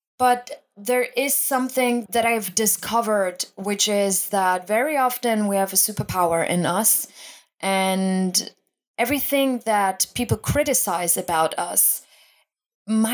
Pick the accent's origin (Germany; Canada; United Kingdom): Germany; I was originally born and raised in Germany